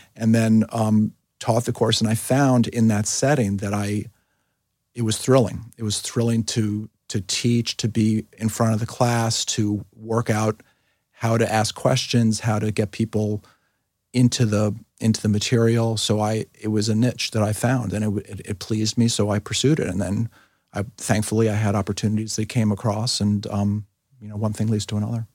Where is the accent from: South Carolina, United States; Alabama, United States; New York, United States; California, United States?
New York, United States; New York City; moved away as an adult; now in Philadelphia, United States; I grew up in New York City